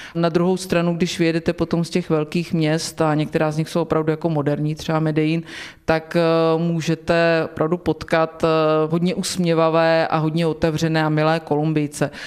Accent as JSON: {"language": "Czech", "town": "Svinary", "region": "Hradec Králové Region", "country": "Czechia", "tie": "born or raised there", "said": "pocházím a mám své kořeny v osadě Dubina"}